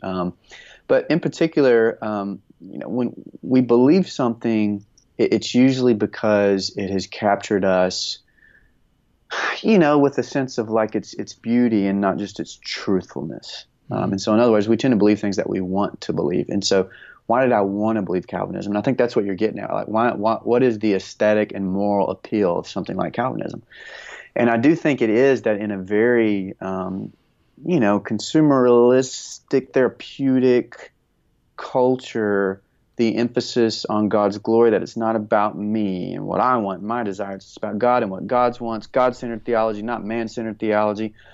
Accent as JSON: {"language": "English", "area": "north of Houston", "region": "East Texas", "country": "United States", "tie": "born or raised there", "moved": "yes", "lives_now": "Central Texas, United States", "said": "raised a little bit north of, of Houston"}